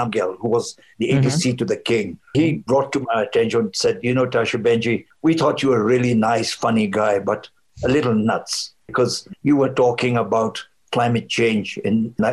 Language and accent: English; Bhutan; also born or lived in England / India